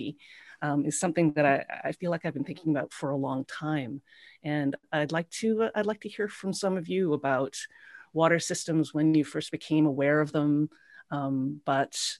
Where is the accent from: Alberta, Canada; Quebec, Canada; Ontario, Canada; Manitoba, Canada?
Manitoba, Canada; Winnipeg; growing up in Winnipeg at the junction of the Red and the Assiniboine Rivers.